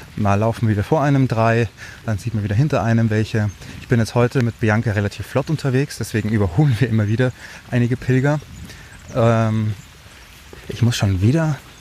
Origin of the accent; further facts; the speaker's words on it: Germany; bei uns in Deutschland